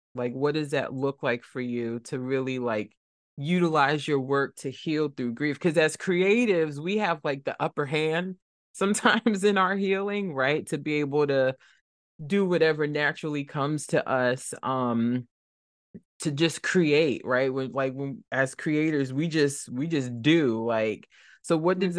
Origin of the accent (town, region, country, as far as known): Trenton, New Jersey, United States; born or raised there